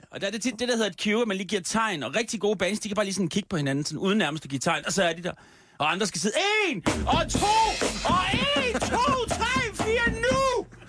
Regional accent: Copenhagen, Capital Region of Denmark, Denmark; Det er min hjemstavn.

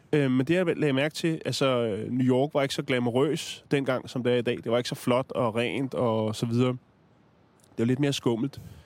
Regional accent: Denmark; vi kommer fra Danmark

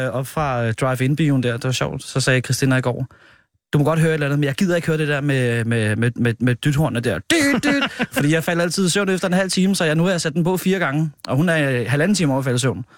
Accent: Hørsholm, Capital Region of Denmark, Denmark; also born or lived in Nordvest, Copenhagen; now in Copenhagen, Denmark; Jeg kommer fra Hørsholm øh, oprindeligt

